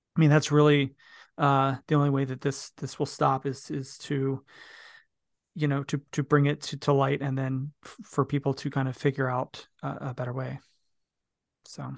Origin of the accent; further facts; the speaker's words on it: United States; I'm an American